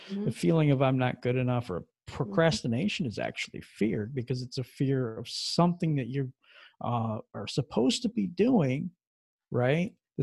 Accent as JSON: {"language": "English", "region": "Michigan", "country": "United States", "also_born_or_lived": "Bremerton, Washington / Minneapolis, Minnesota", "said": "I'm from Michigan in the United States"}